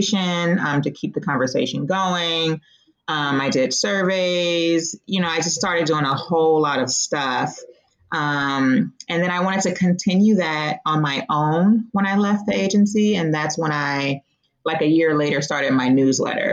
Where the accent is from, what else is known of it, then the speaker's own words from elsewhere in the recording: Oakland, California, United States; I grew up in the Bay Area. For those of you who might be familiar with California, I'm from East Oakland